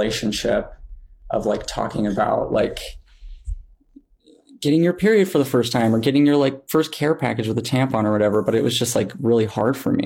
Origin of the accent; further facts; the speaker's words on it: Montana, United States; growing up in Montana